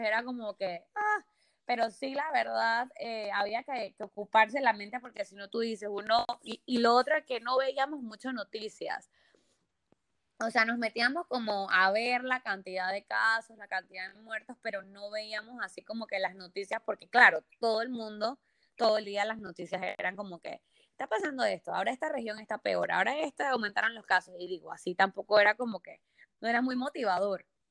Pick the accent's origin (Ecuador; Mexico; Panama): Panama; moved away as an adult; now in Barcelona, Spain; soy panameña, 100% panameñita vida mía